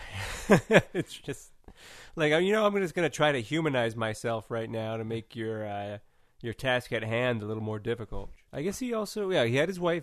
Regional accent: California, United States; I'm from California

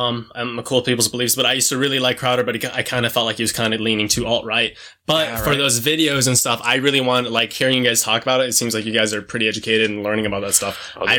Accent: New Mexico, United States; No, because I grew up in New Mexico, and everybody there has a Hispanic accent.

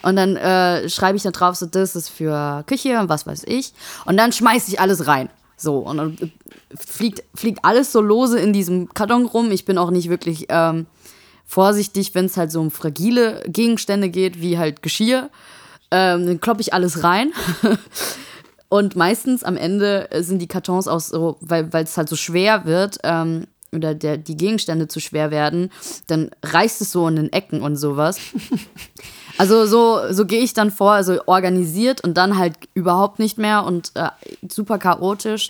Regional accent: Saarland, Germany; now in Darmstadt, Germany; ich bin gerne Saarländer

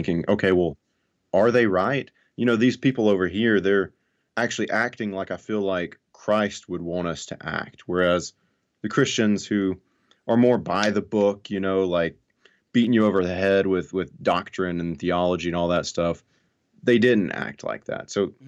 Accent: Alabama, United States; So I grew up in North Alabama in a very fundamental conservative family.

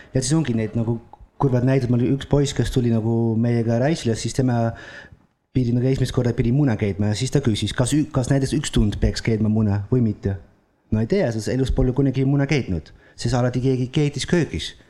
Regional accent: Netherlands; Estonian is a second language; moved away as an adult; also born or lived in Italy; now in Estonia; ma olen Hollandist pärit

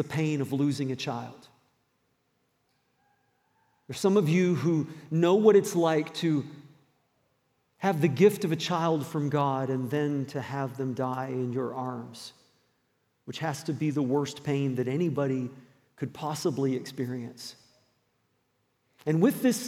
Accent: the South, United States; also born or lived in New Brunswick, Canada / Roanoke, Virginia; now in Moncton, Canada; I spent a lot of my growing up years in the southern states.

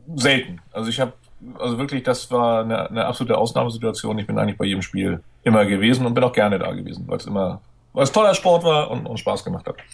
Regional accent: Hamburg, Germany; now in Schleswig-Holstein, Germany; als Hamburger bin ich auch betroffen gewesen oder als Randhamburger, da ich in Schleswig-Holstein lebe, aber mein Herz immer noch nach Hamburg gehört

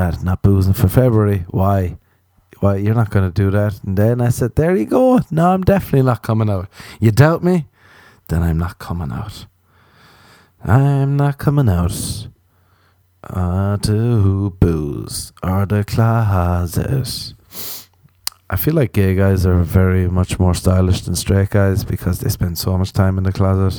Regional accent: Ireland; I'm an Irish man

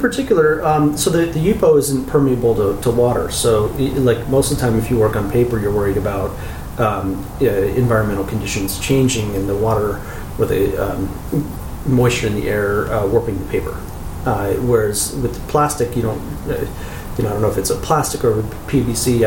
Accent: Chico, California, United States; moved away as an adult; also born or lived in San Francisco, California; now in Claremont, United States; I grew up in Chico, uh, Northern California

